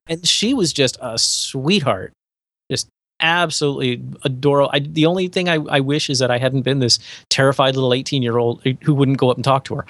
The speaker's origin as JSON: {"language": "English", "town": "West Palm Beach", "region": "Florida", "country": "United States", "said": "I'm from West Palm Beach, which is adjacent to Palm Beach"}